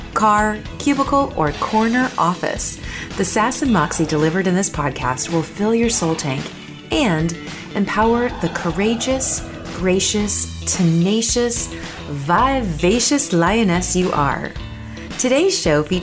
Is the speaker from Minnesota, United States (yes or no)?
yes; Minnesota, United States; live in Minneapolis, Minnesota. Yep, my home state